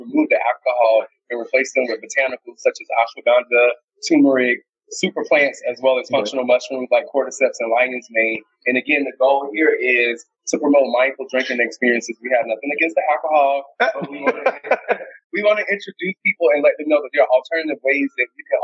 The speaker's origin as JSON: {"language": "English", "region": "Deep South", "country": "United States", "tie": "born or raised there", "said": "We grew up in the Deep South"}